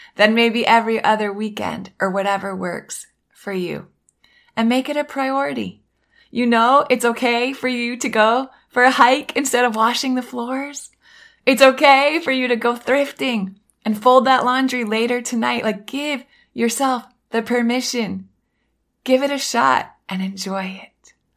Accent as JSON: {"language": "English", "region": "Northern Maine", "country": "United States", "tie": "born or raised there", "moved": "yes", "lives_now": "Miami, United States", "said": "I grew up in Northern Maine, right on the border of Canada"}